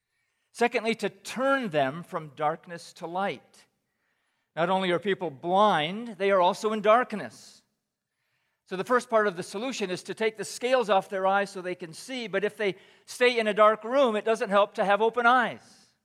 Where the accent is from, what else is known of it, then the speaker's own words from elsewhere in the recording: Pakistan; moved away; When I was in junior high, I grew up in Pakistan. So, Tim, I've actually spent 28 years in Pakistan, but just 14 years as a missionary.